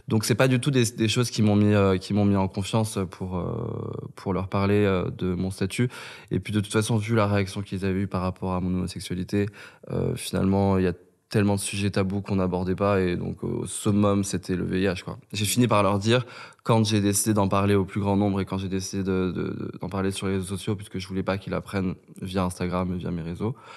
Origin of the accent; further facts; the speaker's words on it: Kabylie, Algeria; now in France; j'étais kabyle et que je venais d'Algérie